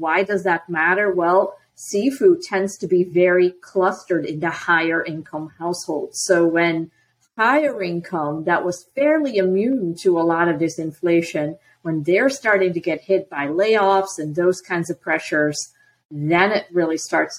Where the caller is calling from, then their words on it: Lakeland, Florida, United States; Today I am joining you from Lakeland, Florida.